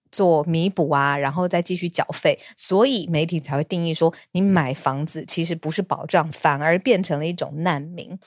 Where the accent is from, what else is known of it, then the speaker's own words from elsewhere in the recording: Taiwan; 我是台湾人